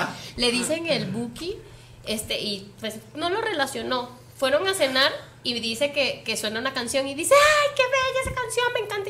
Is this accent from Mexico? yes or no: no; Venezuela; moved away; yo soy venezolana también